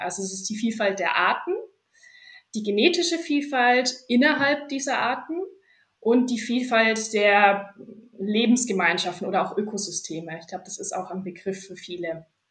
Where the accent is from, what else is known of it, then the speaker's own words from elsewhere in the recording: Fürth district, Bavaria, Germany; also born or lived in Erlangen; ich komme ursprünglich aus dem Landkreis Fürth